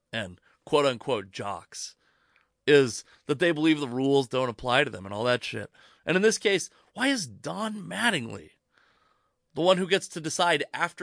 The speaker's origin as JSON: {"language": "English", "area": "the Northwest", "region": "Pacific Northwest", "country": "United States", "said": "But I'm also from the Northwest"}